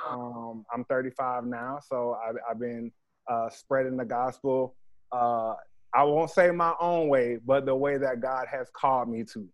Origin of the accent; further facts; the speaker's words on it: Jacksonville, Florida, United States; I'm originally from Jacksonville